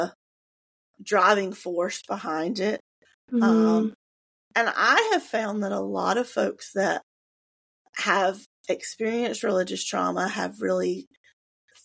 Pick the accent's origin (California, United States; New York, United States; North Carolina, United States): North Carolina, United States; I grew up here. I am born and bred North Carolina